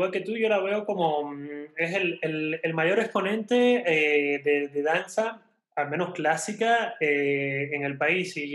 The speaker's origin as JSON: {"language": "Spanish", "country": "Mexico", "moved": "yes", "said": "Para mí como extranjero, como, yo la he visto en, bueno, soy mexicano, estoy naturalizado hace ya también unos, unos cuantos años."}